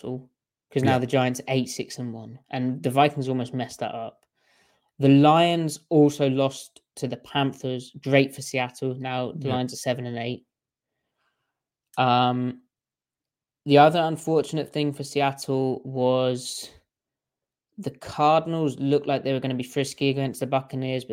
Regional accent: United Kingdom; I'm the British boy

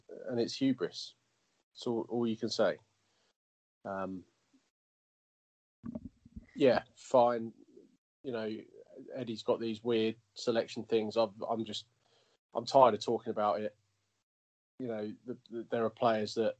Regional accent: England, United Kingdom; as an Englishman who likes watching England win

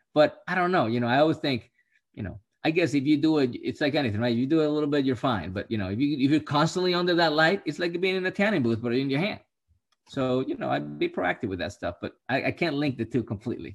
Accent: Puerto Rico; I'm from Puerto Rico

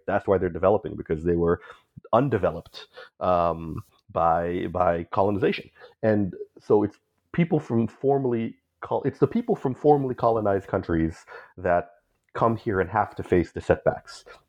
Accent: Bay Area, California, United States; growing up as a Filipino in the Bay Area whose family came from Mindanao

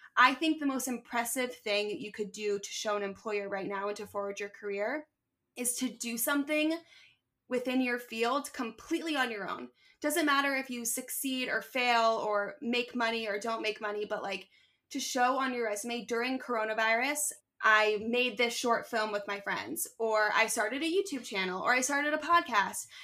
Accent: Philadelphia, Pennsylvania, United States; moved away as an adult; also born or lived in Syracuse / Manhattan; now in Brooklyn, New York, United States; growing up in Philly

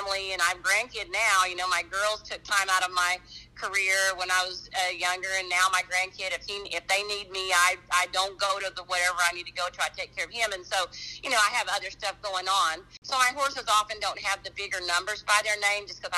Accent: New Mexico, United States; I'm from New Mexico

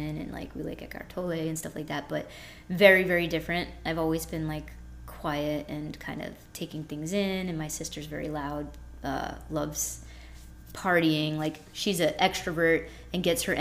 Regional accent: Boston, Massachusetts, United States; moved away as an adult; now in Florida, United States; I'm from Boston

